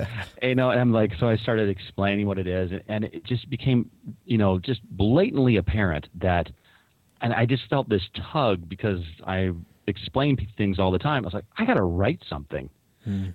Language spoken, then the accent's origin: English; Newport Beach, California, United States; now in Washington, United States; I grew up in Newport Beach, California